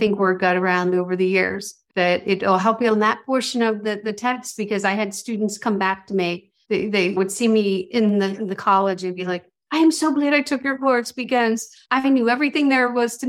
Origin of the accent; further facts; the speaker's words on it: Wilmington, Delaware, United States; also born or lived in South Jersey; Well, I am originally from Wilmington, Delaware, and I moved away to South Jersey for 35 years and then recently moved back.